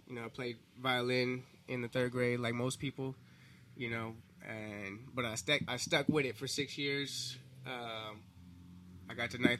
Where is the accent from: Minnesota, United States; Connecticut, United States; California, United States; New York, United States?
California, United States; Compton; also born or lived in Bellflower; I was born in Bellflower, technically, at the Kaiser, but... those first few years of my life was in Compton, yeah.